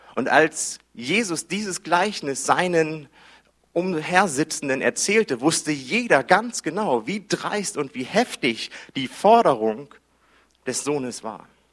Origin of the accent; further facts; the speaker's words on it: Hamburg, Germany; Ich bin in Hamburg groß geworden